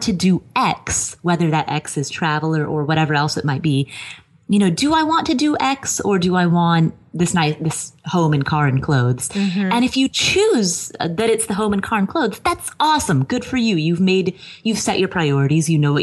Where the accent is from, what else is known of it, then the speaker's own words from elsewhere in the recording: Cincinnati, Ohio, United States; moved away as an adult; also born or lived in Kathmandu, Nepal / Colorado / Atlanta; now in Las Vegas, United States; I grew up in Ohio, Cincinnati, Ohio